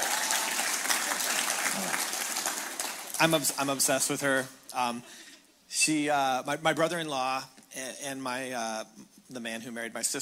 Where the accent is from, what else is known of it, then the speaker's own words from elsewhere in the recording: Canada; now in Cathedral City, United States; I'm Canadian. My wife is Australian, and we live in Cathedral City in essentially Palm Springs